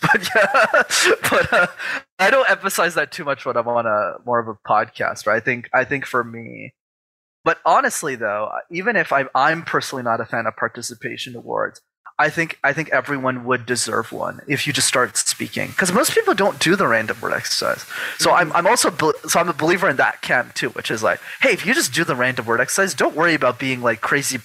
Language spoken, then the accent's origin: English; Montreal, Quebec, Canada; I grew up in Montreal in Canada